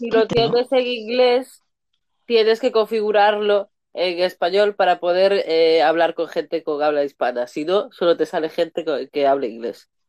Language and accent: Spanish; Galicia, Spain; accent: gallego; Yo soy gallega.